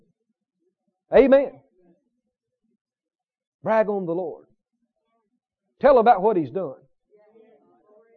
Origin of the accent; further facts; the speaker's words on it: the South, United States; accent: Southern; I was from the South